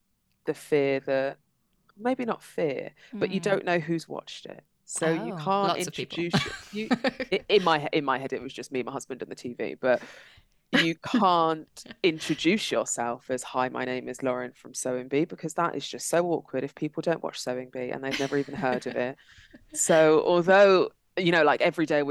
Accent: London, United Kingdom; now in Midlands, United Kingdom; I'm originally from London and now based in the Midlands.

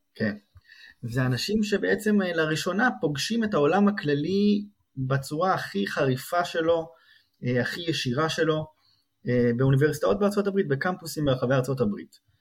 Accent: Israel; moved away as an adult; now in Princeton, United States; יש כמה זוגות ישראלים, אנחנו מביניהם, שבאנו מהארץ

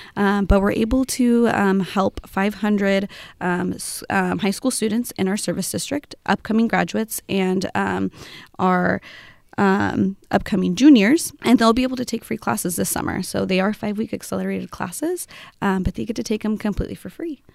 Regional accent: Amity, Oregon, United States; I grew up in an Amity area, so I come from Amity High School

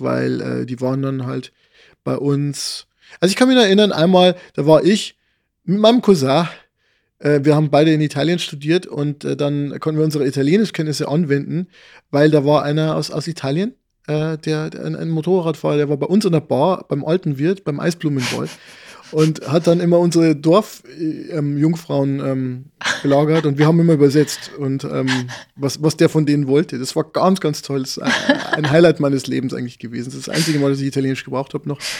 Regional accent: a place about five kilometres from Loh, Bavaria, Germany; Loh ist so, ich würde sagen, fünf Kilometer von dem Ort entfernt, wo ich aufgewachsen bin

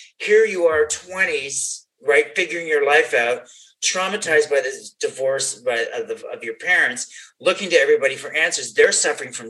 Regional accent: Canada; moved away; I'm from Canada

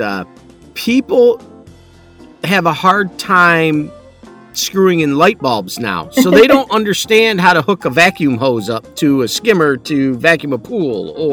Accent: Michigan, United States; we're from the Midwest, so we don't, you know, we don't live that California lifestyle.

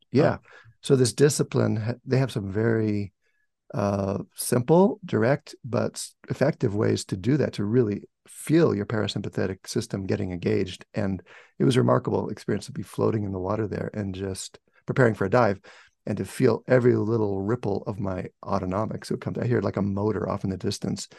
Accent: United States; I said, America

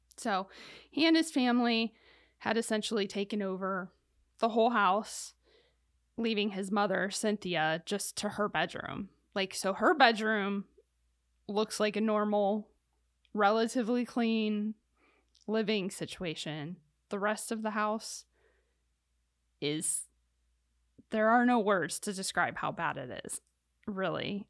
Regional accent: Ohio, United States; I come from Ohio in a city

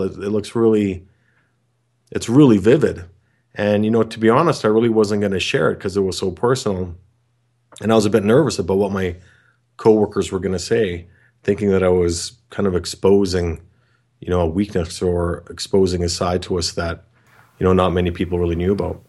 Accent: Canada; I'm from Canada

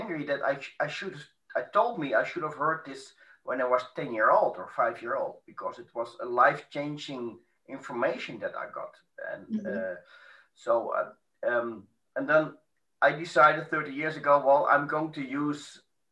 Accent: Amsterdam, North Holland, Netherlands; moved away; Yes, I was born in Amsterdam. I live 1.5 hours south of Amsterdam

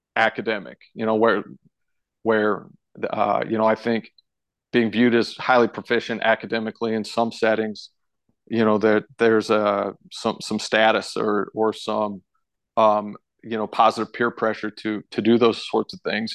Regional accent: St. Louis, Missouri, United States; also born or lived in Fort Collins, Colorado / Tulsa, Oklahoma / Yuma, Colorado; I moved out to Saint Louis, Missouri when I was in kindergarten. And, and so when I, when I really consider where I'm from, I, you know, I consider myself a Saint Louis kid.

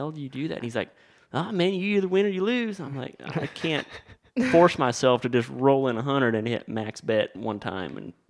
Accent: Welch, Oklahoma, United States; I grew up in Welch, yes, born and raised.

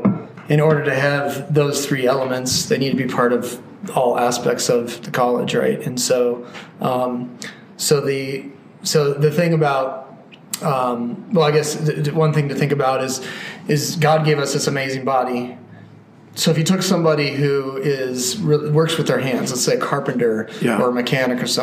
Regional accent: Colorado, United States; landlocked growing up in Colorado

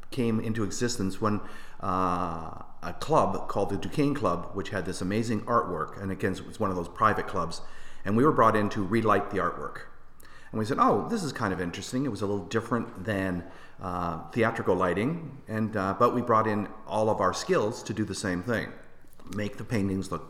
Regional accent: Windsor, Ontario, Canada; got started in my first year of high school uh, at Riverside High in Windsor, Ontario. I'm Canadian, if you haven't heard my accent uh, uh filtering through.

